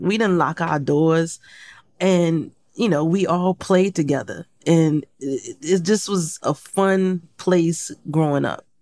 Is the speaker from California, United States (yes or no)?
no; Portsmouth, Virginia, United States; moved away; I grew up in Portsmouth, Virginia.